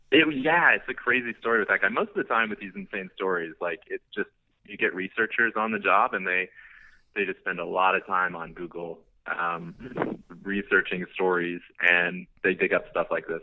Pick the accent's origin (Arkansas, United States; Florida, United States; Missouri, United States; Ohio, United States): Missouri, United States; moved away as an adult; now in Los Angeles, United States; moved to LA from Missouri